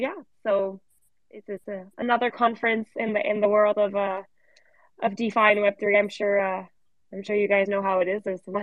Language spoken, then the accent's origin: English; Canada; also born or lived in Paris; I'm in Paris, but I'm originally from Canada.